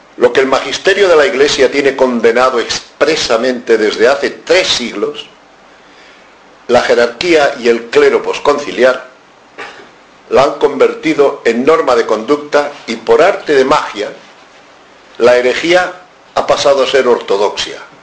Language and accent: Spanish; Spain; como españoles en la casi totalidad somos católicos